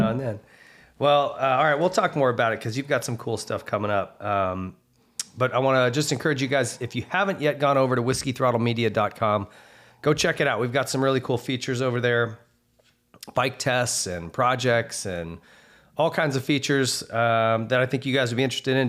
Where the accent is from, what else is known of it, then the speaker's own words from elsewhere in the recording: Montana, United States; I grew up racing in Montana